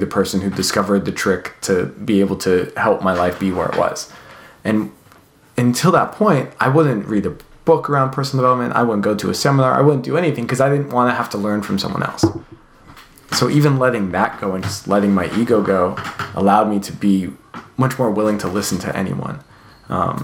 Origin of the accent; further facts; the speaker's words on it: Canada; now in California, United States; I grew up in Canada